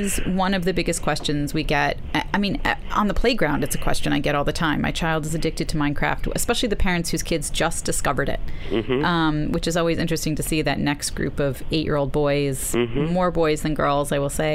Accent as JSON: {"language": "English", "town": "New York City", "region": "New York", "country": "United States", "tie": "born or raised there", "said": "I grew up near Prospect Park, so it was like, we were in there, we built forts"}